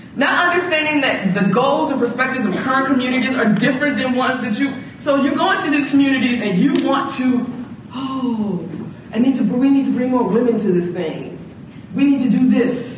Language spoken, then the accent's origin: English; Atlanta, Georgia, United States; also born or lived in Chicago; as a black female growing up in the South